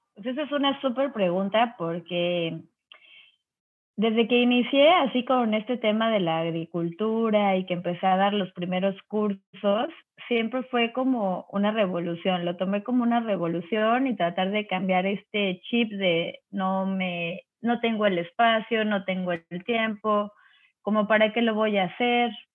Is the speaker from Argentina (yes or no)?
no; Cancún, Quintana Roo, Mexico; also born or lived in Mexico City; Yo soy del DF, pero en el 85, después del terremoto, nos venimos a vivir a Cancún, entonces soy caribeña